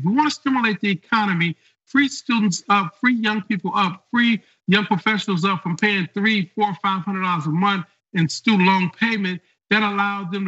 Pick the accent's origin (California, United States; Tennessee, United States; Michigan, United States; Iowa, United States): Michigan, United States; Detroit; I grew up in Detroit